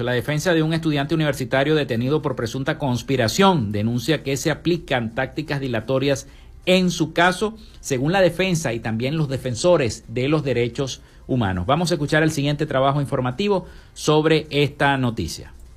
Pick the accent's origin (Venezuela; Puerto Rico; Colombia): Venezuela; Todos como venezolanos